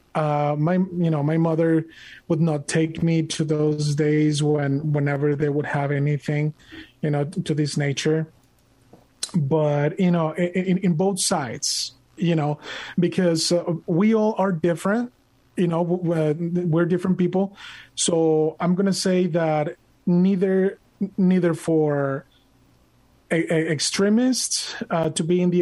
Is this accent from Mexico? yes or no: yes; Monterrey, Nuevo León, Mexico; moved away; I was born and raised in Monterrey, Mexico.